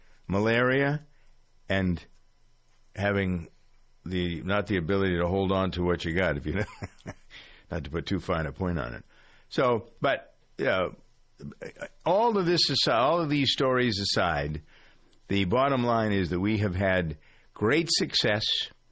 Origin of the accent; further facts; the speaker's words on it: New England, United States; accent: New England; That's my New England accent coming out every once in a while. It slips.